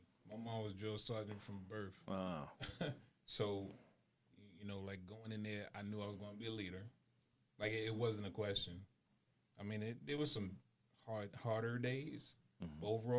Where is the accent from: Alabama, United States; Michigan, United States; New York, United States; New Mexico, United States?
New York, United States; New York City; I'm from Brooklyn, New York. Born and raised.